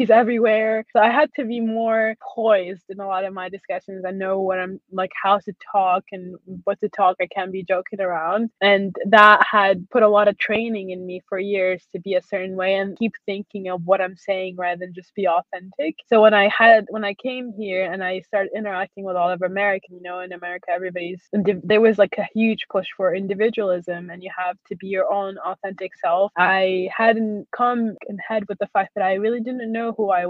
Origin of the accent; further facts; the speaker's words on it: Syria; now in United States; I grew up in Syria